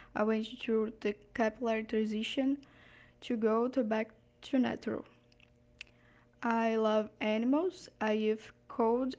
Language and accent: English; Ipatinga, Minas Gerais, Brazil; English is a second language; I was born in Ipatinga, Minas Gerais, where I live even today.